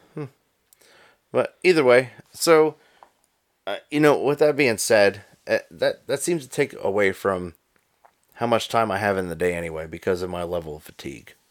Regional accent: Pennsylvania, United States; I'm from Pennsylvania

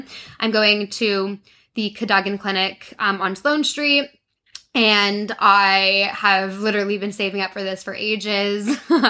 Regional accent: Toronto, Ontario, Canada; I grew up in Toronto, in Canada.

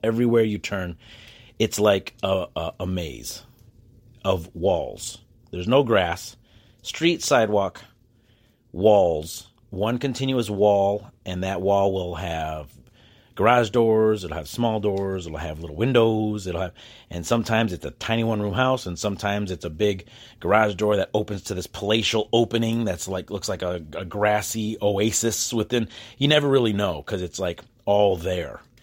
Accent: United States; I'm an American

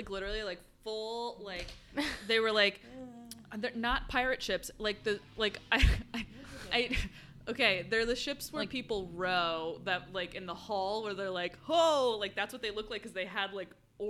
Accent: Washington, District of Columbia, United States; I was an oddball from DC.

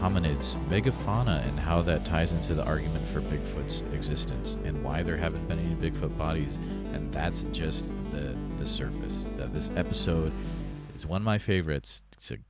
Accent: New England, United States; moved away; also born or lived in Central Iowa; I grew up in New England

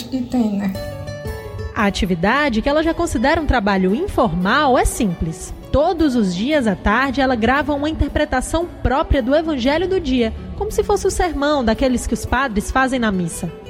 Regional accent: Macapá, Amapá, Brazil; moved away; Eu nasci em Macapá.

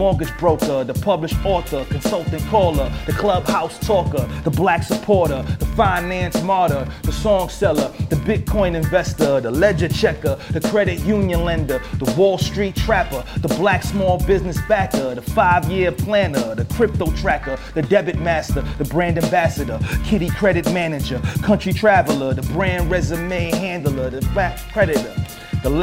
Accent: New York City, New York, United States; I'm from the Bronx, New York.

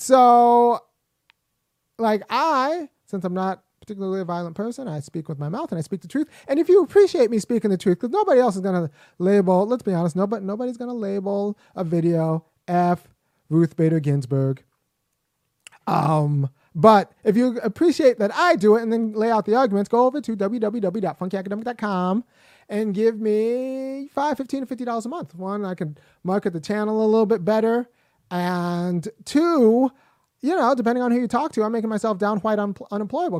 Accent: Los Angeles, California, United States; I was born in Los Angeles. I'm American

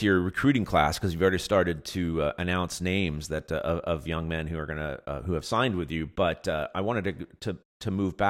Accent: Long Beach, California, United States; I grew up in Long Beach

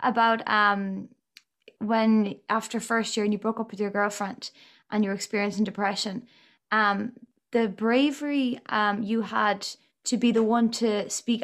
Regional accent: Galway, Connacht, Ireland; I'm from Galway myself.

